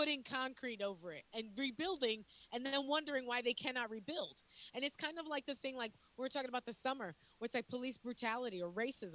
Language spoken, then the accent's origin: English; New York, United States